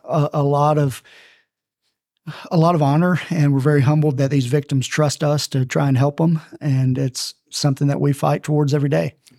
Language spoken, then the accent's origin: English; Texarkana, Texas, United States; moved away as an adult; now in Arlington, United States; I found myself back in my hometown of Texarkana, Texas